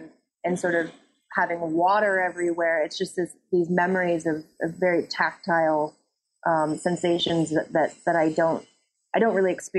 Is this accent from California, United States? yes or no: no; Florida, United States; growing up in Florida is this very strange experience that is like nowhere else.